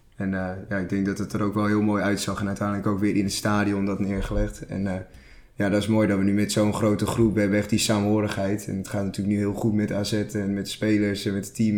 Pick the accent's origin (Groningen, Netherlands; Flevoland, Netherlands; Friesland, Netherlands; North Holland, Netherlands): North Holland, Netherlands; Castricum; Ik kom uit Castricum.